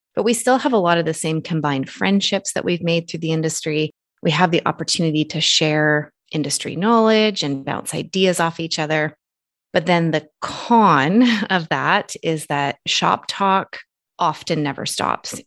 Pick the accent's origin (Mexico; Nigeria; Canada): Canada; I'm Canadian citizen